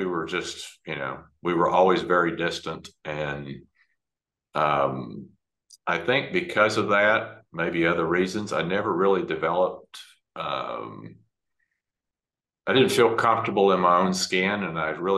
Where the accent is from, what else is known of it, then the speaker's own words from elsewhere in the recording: Dallas, Texas, United States; I grew up in Dallas, Texas.